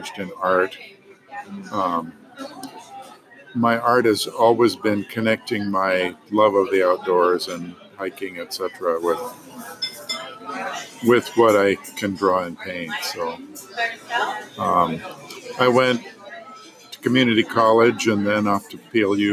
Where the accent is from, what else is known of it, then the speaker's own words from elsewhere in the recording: Kalispell, Montana, United States; I grew up in Kalispell, Montana